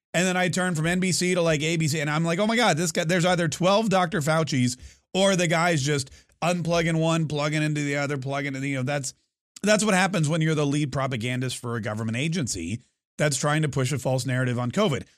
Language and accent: English; United States; as an American